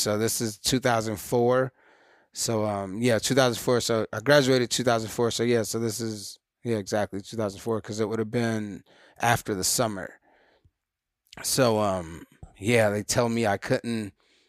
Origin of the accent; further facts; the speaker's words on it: St. Louis, Missouri, United States; So yeah, St. Louis, Missouri was there pretty much all the way up until college